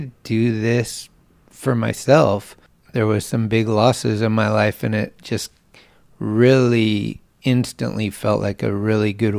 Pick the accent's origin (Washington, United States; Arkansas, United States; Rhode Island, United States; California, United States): California, United States; San Carlos; also born or lived in Redwood City, California / San Francisco, California; I grew up in San Carlos and I went to school there, and then I went to high school in Redwood City